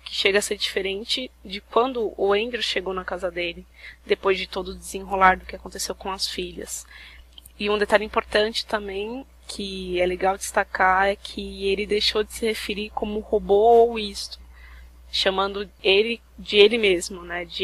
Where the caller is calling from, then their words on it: São Paulo, Brazil; eu sou de São Paulo.